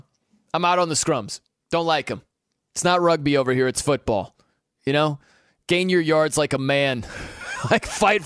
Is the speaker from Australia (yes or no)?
no; South Bend, Indiana, United States; I'm from South Bend, Indiana